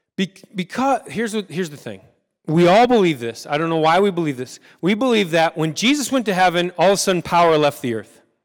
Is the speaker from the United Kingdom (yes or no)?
no; United States; we are American